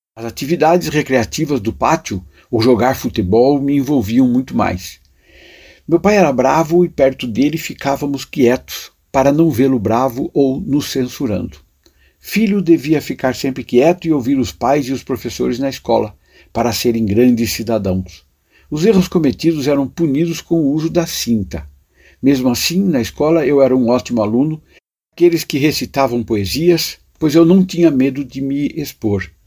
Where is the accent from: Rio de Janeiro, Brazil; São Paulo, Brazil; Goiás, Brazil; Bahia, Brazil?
São Paulo, Brazil; Buri; Na primeira passagem eu tinha oito anos, vivia na cidade de Buri, onde nasci.